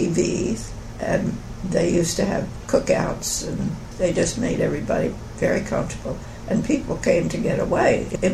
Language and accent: English; Atlantic City, New Jersey, United States; born there; Well, I was born in Atlantic City on the shore of New Jersey, and he'd always been aware that beachfront property is very valuable.